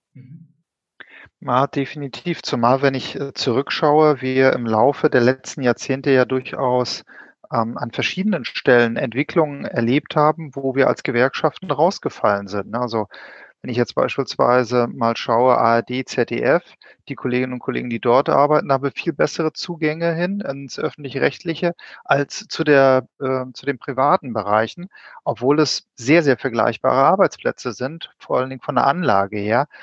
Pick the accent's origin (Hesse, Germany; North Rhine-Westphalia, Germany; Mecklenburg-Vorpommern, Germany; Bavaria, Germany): Mecklenburg-Vorpommern, Germany; Wismar; now in Berlin, Germany; Ich bin ähnlich wie der Olli, ein Fischkopf, aber nicht aus Hamburg, aber eine andere Hansestadt, etwas kleiner, Wismar